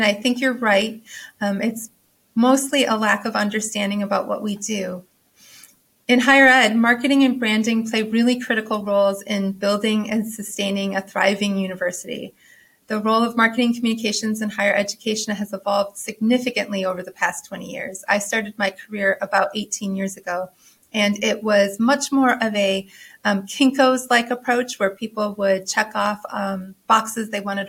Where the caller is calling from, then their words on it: Norfolk, Virginia, United States; I am joining from Norfolk, Virginia.